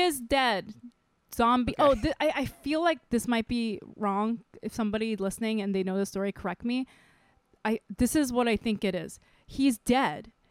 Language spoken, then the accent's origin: English; Micronesia; also born or lived in Saipan / South Korea; now in United States; I grew up in Micronesia